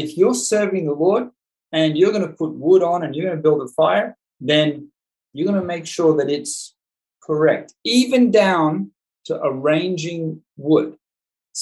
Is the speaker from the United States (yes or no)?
no; Australia; I'm an Australian